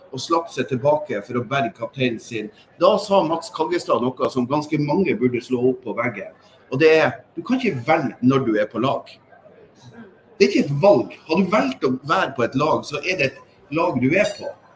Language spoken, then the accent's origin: Norwegian; Northern Norway, Norway; vi som identifiserer oss som nordlendinger